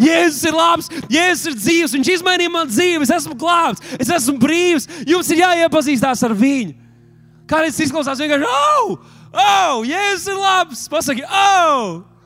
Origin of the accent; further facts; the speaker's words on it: Latvia; mēs taču esam tikai latvieši